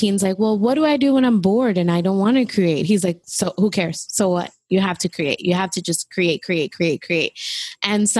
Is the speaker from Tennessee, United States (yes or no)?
no; New York City, New York, United States; moved away as an adult; I literally left New York because I needed more of a break from New York City, being there, born and raised there